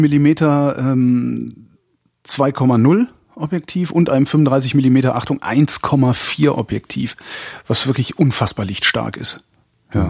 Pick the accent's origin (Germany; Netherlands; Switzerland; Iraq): Germany; WDR broadcast area, North Rhine-Westphalia; moved away; ich komme ja aus der Ecke